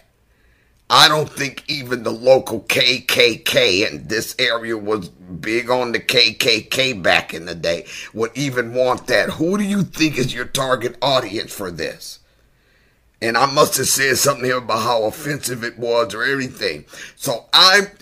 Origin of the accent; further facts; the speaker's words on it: Michigan, United States; moved away; I moved back to Michigan